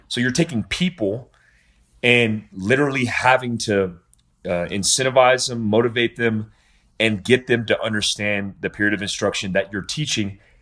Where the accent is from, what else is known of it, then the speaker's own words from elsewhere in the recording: United States; I'm an American.